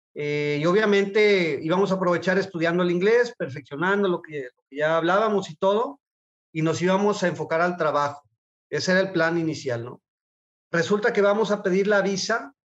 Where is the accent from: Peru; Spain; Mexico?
Mexico; Guadalajara, Jalisco; yo soy de Guadalajara, nací en Guadalajara, he vivido toda mi vida en Guadalajara